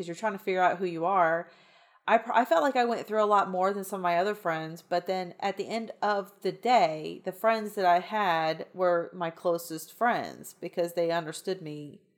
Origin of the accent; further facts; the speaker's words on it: the South, United States; I grew up in the South